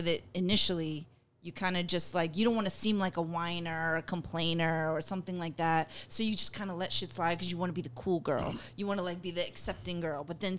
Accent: New York, United States; I'm a New Yorker.

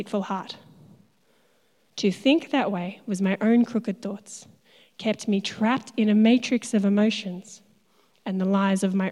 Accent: Tasmania, Australia; moved away as an adult; I'm from Tassie originally

